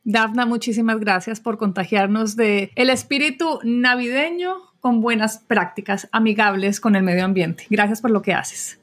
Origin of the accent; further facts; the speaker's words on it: Colombia; En mi país, en Colombia